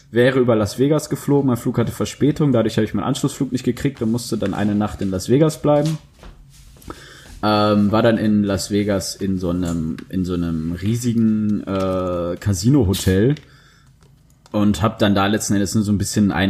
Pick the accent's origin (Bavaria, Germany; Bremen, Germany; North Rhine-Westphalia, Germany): North Rhine-Westphalia, Germany; Dortmund; ja, bei uns zu Hause in Dortmund, ja.